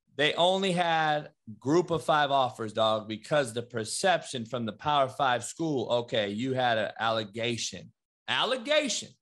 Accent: Compton, California, United States; growing up in Compton

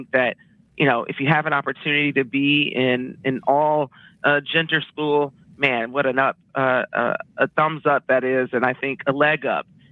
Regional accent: Detroit, Michigan, United States; I grew up in Detroit on the West Side

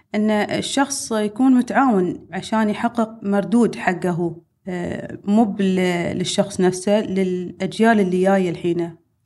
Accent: United Arab Emirates

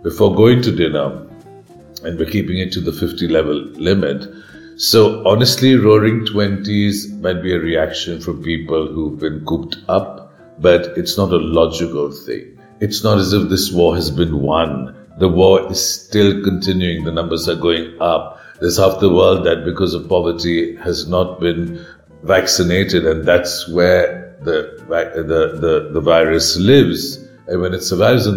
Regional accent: India

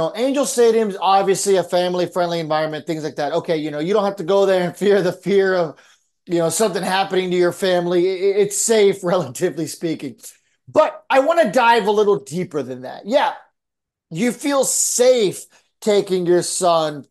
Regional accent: San Diego, California, United States; moved away; also born or lived in Texas; growing up in San Diego

